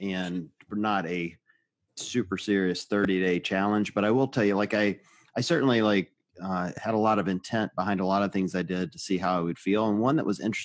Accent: the South, United States; I grew up in the South

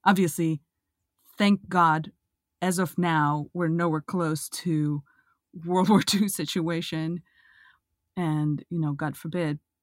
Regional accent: Russia; moved away as an adult; also born or lived in Israel; now in United States; I come from Russia, I grew up in a kind of agnostic

